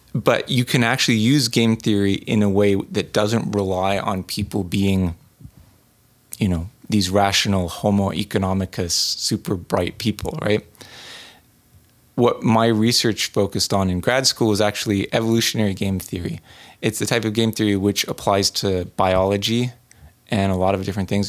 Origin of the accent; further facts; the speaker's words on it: New England, United States; growing up in New England